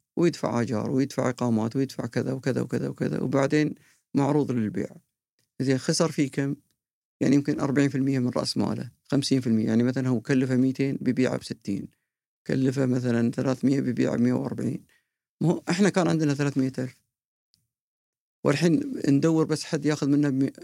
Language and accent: Arabic; Qatar; واعتز وافتخر اني انا قطري